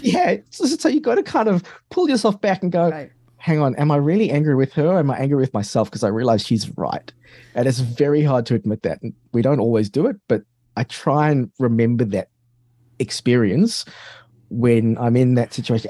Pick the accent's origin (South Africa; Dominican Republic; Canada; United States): South Africa; moved away; also born or lived in London, United Kingdom / Australia; I grew up in South Africa